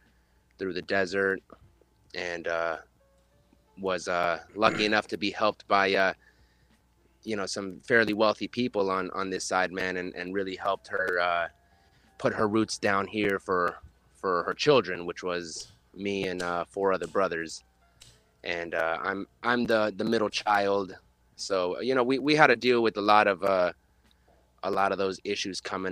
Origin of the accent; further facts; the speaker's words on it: La Mesa, California, United States; I'm born and raised in San Diego. More specifically, there's a little place in San Diego called La Mesa